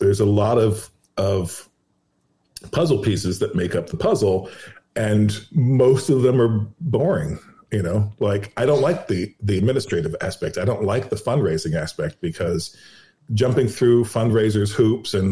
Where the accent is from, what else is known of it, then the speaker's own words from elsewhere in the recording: Los Angeles, California, United States; also born or lived in New York; now in New Orleans, United States; that's where I'm from Los Angeles. I escaped Los Angeles to New York, and then I escaped New York to come here.